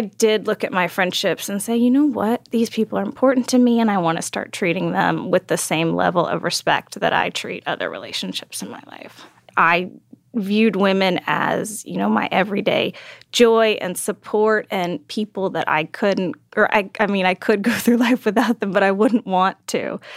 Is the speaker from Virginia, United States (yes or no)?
no; Texas, United States; I grew up in Texas